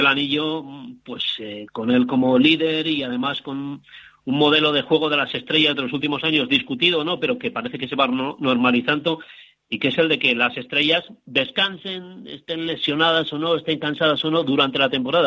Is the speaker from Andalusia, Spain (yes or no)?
no; Bilbao, Basque Country, Spain; now in Santiago de Compostela, Spain; Bilbao, de donde soy yo